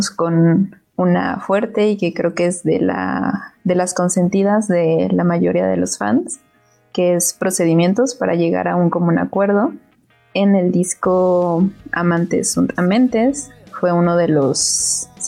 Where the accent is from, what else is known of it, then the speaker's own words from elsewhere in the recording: Mexico; de México.